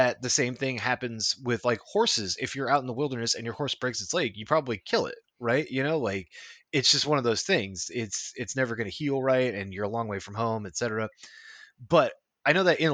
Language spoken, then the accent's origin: English; West Coast, United States; I grew up on the West Coast at a time when we didn't have very much whaling